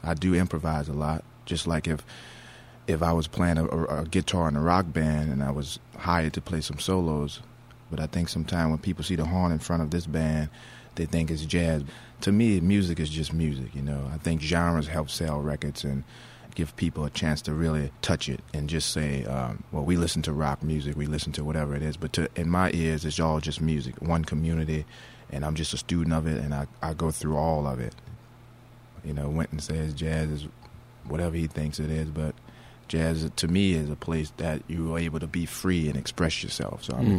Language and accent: English; New Orleans, Louisiana, United States; That's a street that I grew up on in New Orleans in the Treme neighborhood. Well, myself and Big D on the Congas, we lived across the street from each other as children